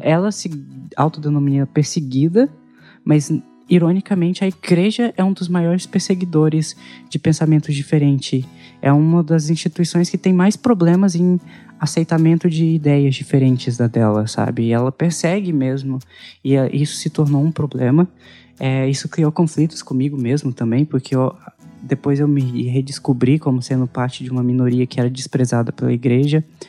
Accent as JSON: {"language": "Portuguese", "town": "Anápolis", "region": "Goiás", "country": "Brazil", "tie": "born or raised there", "also_born_or_lived": "São Miguel do Araguaia / Inhumas", "said": "A gente era católico, a gente cresceu em Anápolis, eu, eu, sou, eu nasci em Anápolis"}